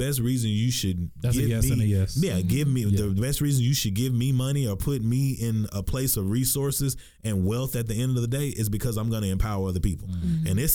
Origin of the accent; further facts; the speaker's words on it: Texarkana, Texas, United States; moved away; growing up in Texas County